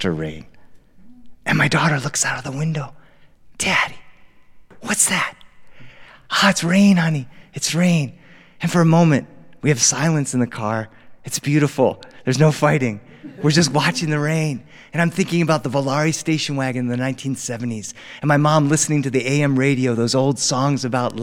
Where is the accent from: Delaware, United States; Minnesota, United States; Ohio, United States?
Delaware, United States; now in Los Angeles, United States; I grew up on the East Coast. I grew up in Delaware.